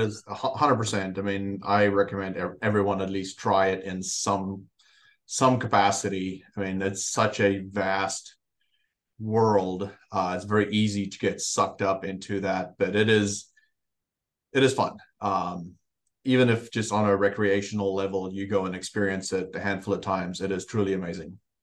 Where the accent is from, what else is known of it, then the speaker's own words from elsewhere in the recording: South Africa; moved away as an adult; now in United States; born and raised in South Africa